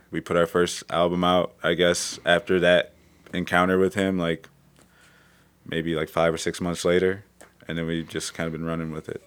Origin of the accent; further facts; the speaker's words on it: Cleveland, Ohio, United States; I'm from Cleveland